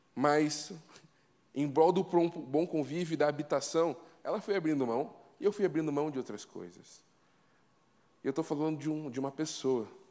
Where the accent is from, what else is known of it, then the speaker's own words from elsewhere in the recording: Curitiba, Paraná, Brazil; Eu sou curitibano, minha esposa, carioca.